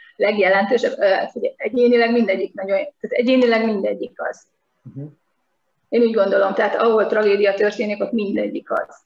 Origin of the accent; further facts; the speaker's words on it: Nyíregyháza, Szabolcs-Szatmár-Bereg, Hungary; én a középiskolás éveimet Nyíregyházán töltöttem, és ott a Simpsonok két személyesre voltak beállítva kapásból, tehát, és az utcán nőttünk föl